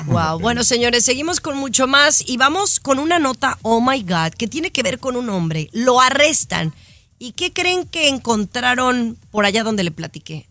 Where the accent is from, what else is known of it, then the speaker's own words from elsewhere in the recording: Mexico; yo soy mexicana y tengo raíces griegas